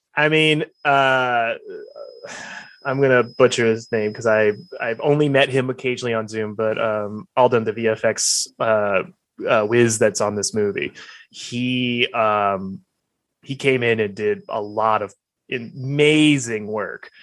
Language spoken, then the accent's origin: English; Alabama, United States; now in Los Angeles, United States; I'm from Alabama